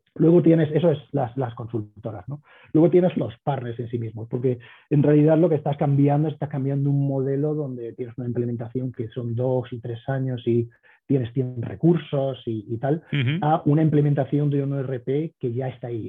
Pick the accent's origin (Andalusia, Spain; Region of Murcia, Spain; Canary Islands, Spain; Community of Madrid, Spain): Andalusia, Spain; Córdoba; moved away as an adult; also born or lived in New York, United States; now in Denver, United States; yo soy cordobés, como bien has dicho, nacido y crecido ahí